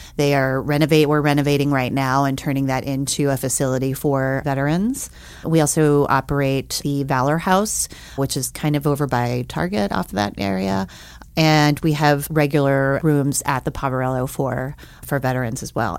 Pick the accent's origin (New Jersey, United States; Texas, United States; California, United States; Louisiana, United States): Louisiana, United States; New Orleans; now in Missoula, United States; I grew up in New Orleans, Louisiana